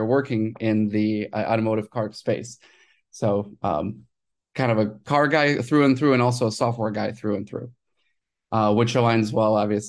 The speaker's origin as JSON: {"language": "English", "country": "Ukraine", "tie": "born or raised there", "said": "I was born in Ukraine"}